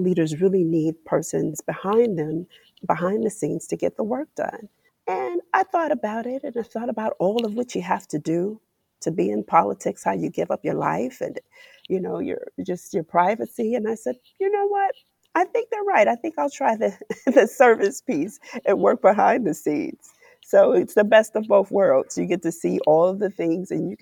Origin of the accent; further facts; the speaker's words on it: Cleveland, Ohio, United States; being born and raised in Cleveland